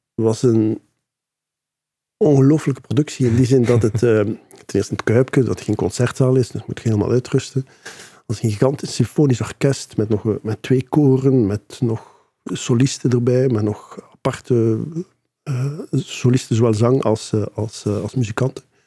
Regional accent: Ghent, Flanders, Belgium; Ik ben mhm. geboren en getogen in Gent

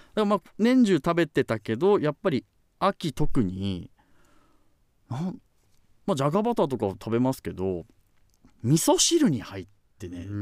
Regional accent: Obihiro, Hokkaido, Japan; 私は北海道の帯広市の出身です十勝地方ですね

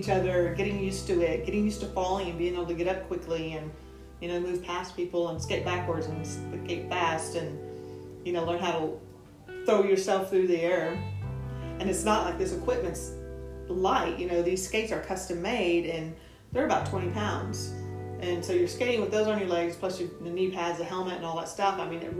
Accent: Austin, Texas, United States; also born or lived in Gary, Indiana; I grew up on the east side. On the east side? Yeah, I grew up in Riverside

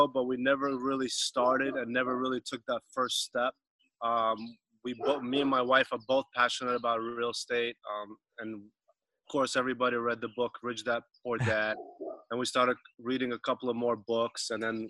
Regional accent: East Coast, United States; So originally we're from the East Coast, my wife and I and three kids. We are right now reside in Southern California.

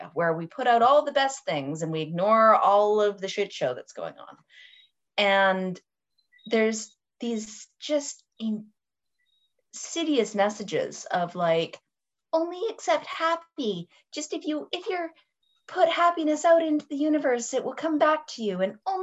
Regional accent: Canada; I'm Canadian and I use different terminology.

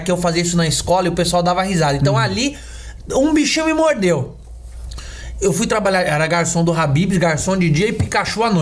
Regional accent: São Paulo, Brazil; é, eu nasci numa Coab em São Paulo, né? Uhum. Nascido e criado na Coab.

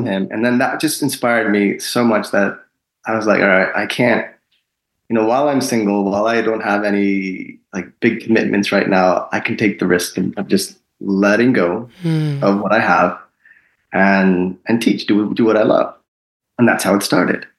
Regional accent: Long Island, New York, United States; also born or lived in India; I'm originally from India. I was born there. Mm-hmm. But my family moved to Long Island, New York, when I was 3 years old

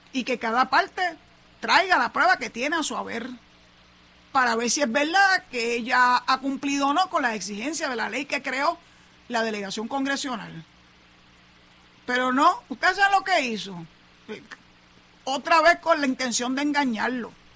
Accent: Puerto Rico; Somos ciudadanos puertorriqueños

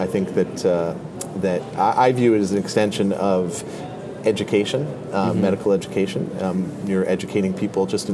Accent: Connecticut, United States; moved away as an adult; also born or lived in Washington, D.C. / Chicago; So I am originally from Connecticut. I grew up there

